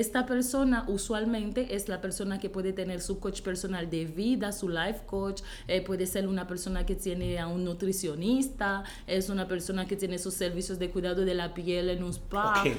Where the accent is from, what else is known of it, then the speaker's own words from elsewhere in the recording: Haiti; Spanish is a second language; moved away as an adult; Yo soy de Haití, yo soy haitiana, he vivido en Haití por 19 años de mi vida corrido